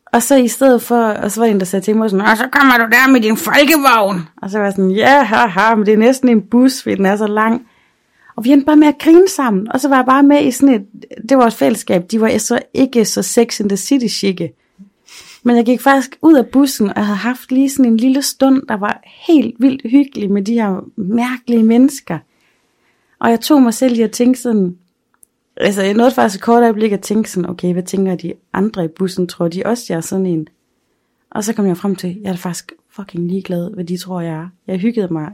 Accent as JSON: {"language": "Danish", "town": "Aarhus", "region": "Central Denmark Region", "country": "Denmark", "moved": "yes", "lives_now": "Aalborg, Denmark", "said": "hjemme i Aarhus på Frederiksbjerg"}